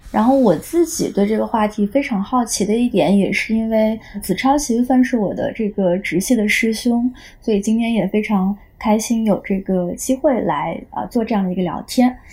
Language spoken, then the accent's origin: Chinese; Guizhou, China; 就我老家是贵州的，然后我，我是出生在一个这种少数民族自治州，然后这地方以前就是很穷